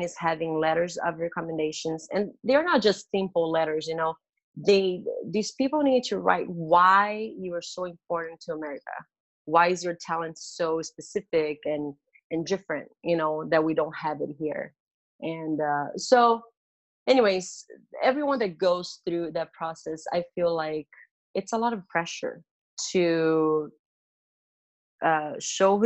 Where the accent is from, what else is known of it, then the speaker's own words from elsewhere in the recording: Brazil; moved away as an adult; now in United States; I'm from Brazil and grew up just with my family.